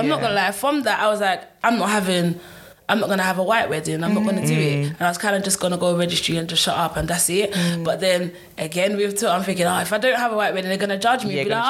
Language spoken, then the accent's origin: English; Nigeria; even though I'm Nigerian, having a Nigerian wedding